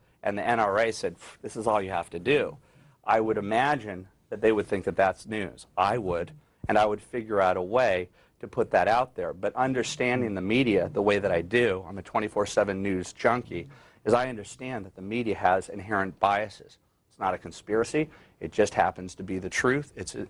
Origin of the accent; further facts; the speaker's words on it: Los Angeles, California, United States; Los Angeles, West Los Angeles.